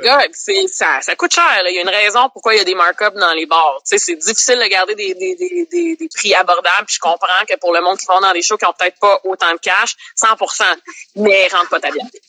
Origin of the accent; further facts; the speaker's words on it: Laval, Quebec, Canada; also born or lived in Montreal; j'ai grandi à Laval, mais je suis née à Montréal